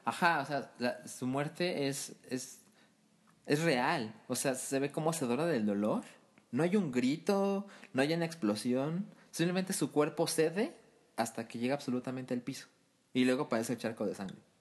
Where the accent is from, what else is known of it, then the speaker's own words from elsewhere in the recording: Mexico; nosotros como mexicanos